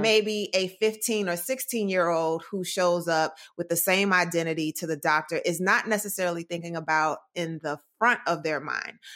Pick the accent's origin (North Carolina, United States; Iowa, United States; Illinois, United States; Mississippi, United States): North Carolina, United States; Durham; moved away; I'm from Durham, North Carolina, born and raised